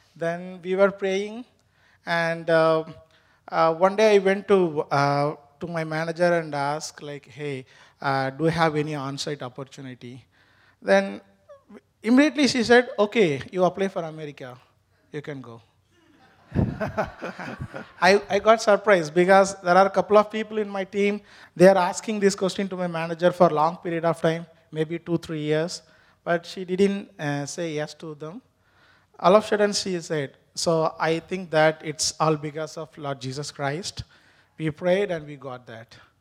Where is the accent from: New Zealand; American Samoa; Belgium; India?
India; first language Tamil; English is a second language; moved away as an adult; now in New Hampshire, United States; my mother tongue is not basically Hindi, my mother tongue is Tamil